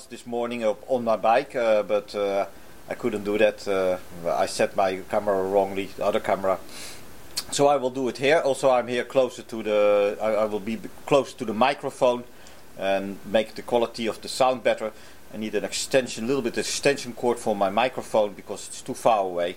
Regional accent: Netherlands; now in Japan; I come from the Netherlands.

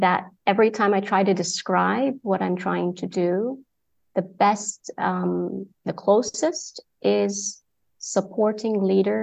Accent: Saudi Arabia; moved away; also born or lived in Egypt / United Kingdom; been born and raised in Saudi Arabia, yet parents from Egypt, so I'm Egyptian by passport

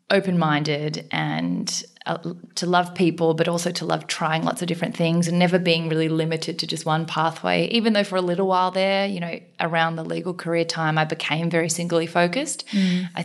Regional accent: Australia; also born or lived in South Korea; I was born in South Korea, adopted from an orphanage when I was 6 months old. So grew up, you know, my adopted parents, or they're my parents, white, Caucasian, country bumpkin, dairy farm type Australians.

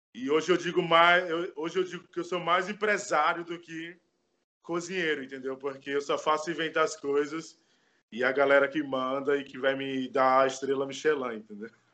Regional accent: Bahia, Brazil; now in Bauru, Brazil; Eu fui criado em orfanato na Bahia. Eu sou natural da Bahia, mas eu vivo e moro aqui em Bauru

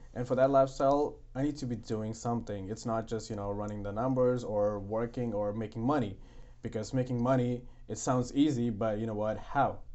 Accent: India; English is a second language; moved away as an adult; now in Canada; I was in India, I had my education all in English

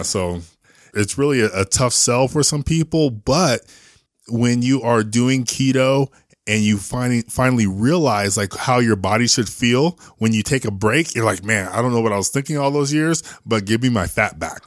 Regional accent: San Jose, California, United States; moved away as an adult; also born or lived in New Jersey / Austin; now in Salt Lake City, United States; I was born in San Jose

